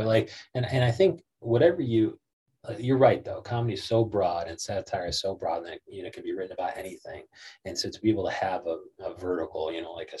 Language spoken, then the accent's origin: English; Joliet, Illinois, United States; also born or lived in Chicago; we were raised in Joliet